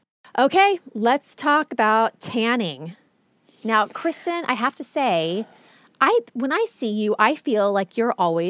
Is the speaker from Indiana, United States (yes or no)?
no; Oklahoma, United States; born or raised there